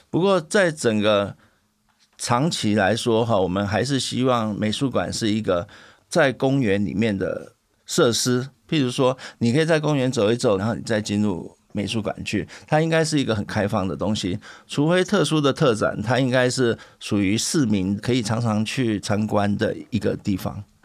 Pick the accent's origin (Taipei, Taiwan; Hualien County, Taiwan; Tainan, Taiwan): Tainan, Taiwan; 我是台南人